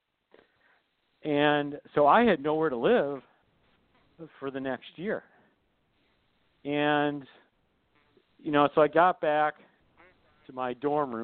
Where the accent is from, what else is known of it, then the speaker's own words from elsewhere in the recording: Michigan, United States; I grew up in Michigan, and my whole life I always wanted to attend the University of Michigan